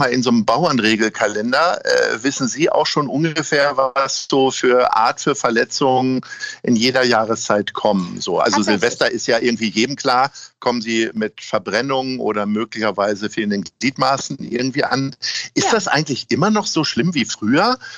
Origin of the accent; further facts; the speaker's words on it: Lower Saxony, Germany; Zumindest in meiner alten Heimat Niedersachsen waren die Zeitungen immer voll mit Motorradunfällen.